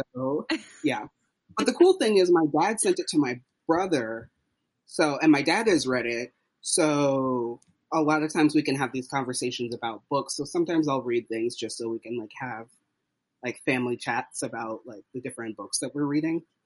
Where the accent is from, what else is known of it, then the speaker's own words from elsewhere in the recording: Southern United States, United States; also born or lived in Tennessee / Texas; now in Brooklyn, United States; I say south of the Mason-Dixon line. I grew up in Tennessee and Texas, um, but I live in Brooklyn now